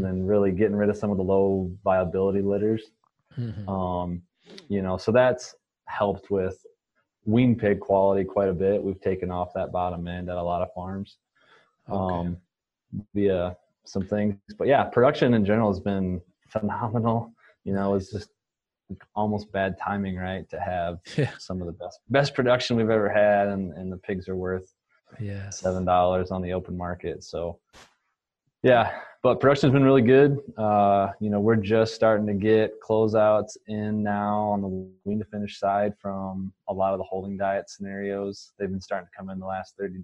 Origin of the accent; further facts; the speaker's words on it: Northwest Iowa, United States; moved away as an adult; also born or lived in South Dakota / Kansas; I'm originally from Northwest Iowa, grew up on a small family farm